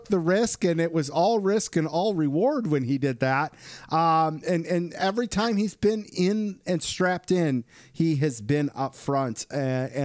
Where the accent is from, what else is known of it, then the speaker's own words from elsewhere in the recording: Michigan, United States; my home state, Portage, Michigan